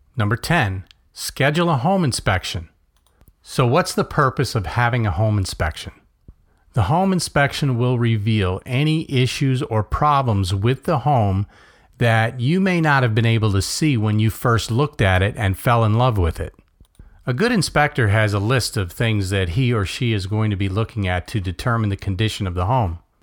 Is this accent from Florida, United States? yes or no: yes; Melbourne, Florida, United States; born or raised there